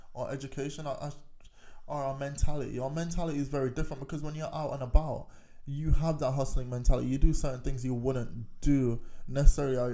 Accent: Kingston, Jamaica; also born or lived in North West London, United Kingdom; now in United Kingdom; I was born in Kingston. Okay. Kingston 11 actually was where I grew up

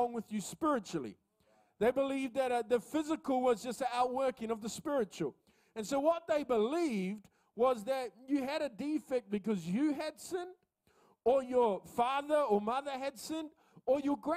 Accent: Coromandel Peninsula, Waikato, New Zealand; now in Auckland, New Zealand; I grew up in the Coromandel Peninsula

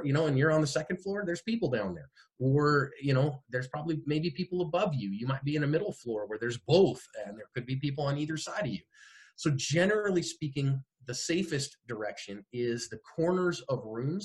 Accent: Bay Area, California, United States; born or raised there; moved away as an adult; also born or lived in Phoenix

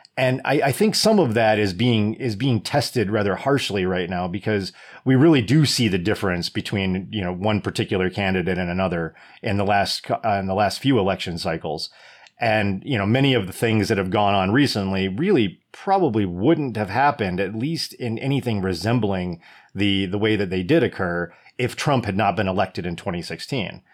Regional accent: United States; As an American

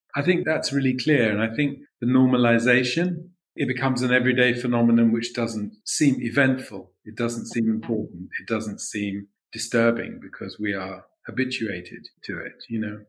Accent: London, United Kingdom; I was born in London

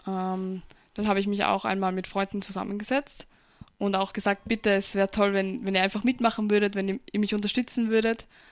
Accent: Pinkafeld, Burgenland, Austria; In Pinkerfeld wird, also wo ich herkomme

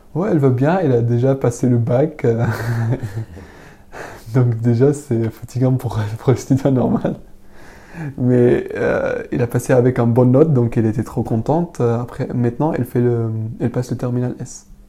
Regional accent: Syria; French is a second language; moved away as an adult; now in Paris, France; quand j'ai quitté Syrie, j'avais 18 ans

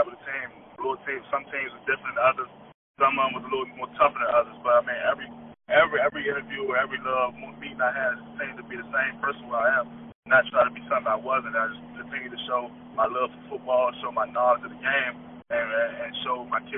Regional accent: Maryland, United States; representing my hometown, University of Maryland

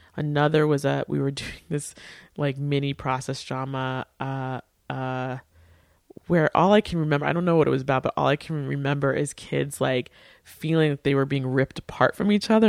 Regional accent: Port Washington, New York, United States; my hometown, Port Washington

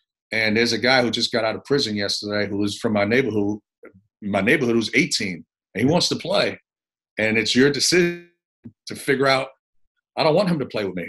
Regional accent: New York City, New York, United States; moved away as an adult; also born or lived in Puerto Rico / Memphis / Columbia, South Carolina; I grew up in the Bronx, New York

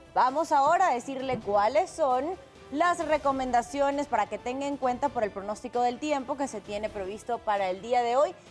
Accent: Mexico; nos distingue como mexicanos

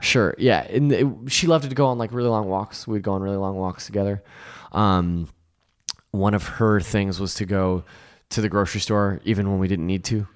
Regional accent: Lodi, California, United States; I grew up in Lodi, which is below, uh, Sacramento

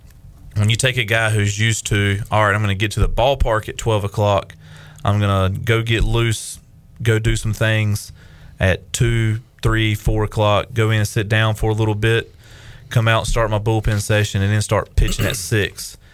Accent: Greenville, North Carolina, United States; I grew up in Greenville

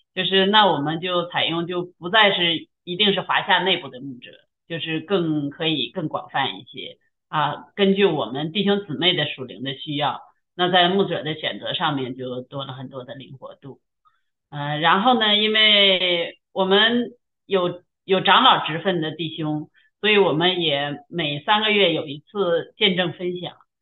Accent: China; moved away as an adult; also born or lived in Canada; now in Toronto, Canada; 我是在中国大陆出生的，那也是从小受无神论的教育，一直没有认，有机会认识神

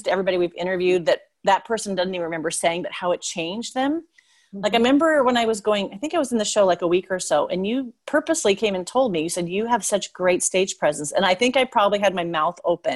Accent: Puyallup, Washington, United States; now in Seattle, United States; I grew up in Puyallup. I live in Seattle now, but I grew up in Puyallup.

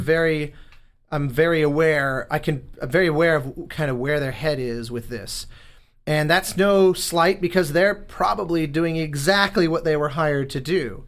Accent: Denver, Colorado, United States; moved away as an adult; growing up in Denver, you know, when I go home

